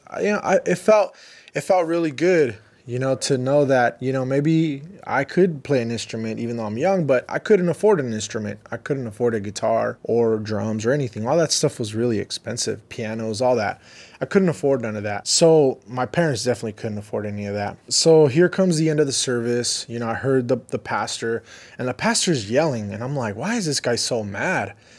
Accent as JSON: {"language": "English", "town": "Riverside", "region": "California", "country": "United States", "tie": "born or raised there", "also_born_or_lived": "Los Angeles", "said": "growing up in Riverside, it was more slower"}